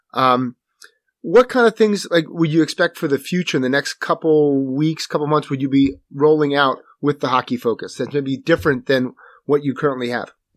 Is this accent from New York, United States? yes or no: no; Manasquan, New Jersey, United States; Manasquan, which is my hometown in New Jersey.